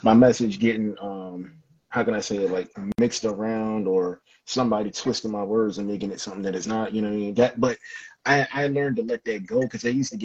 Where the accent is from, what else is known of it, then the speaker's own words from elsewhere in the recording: Philadelphia, Pennsylvania, United States; I grew up around East Mount Airy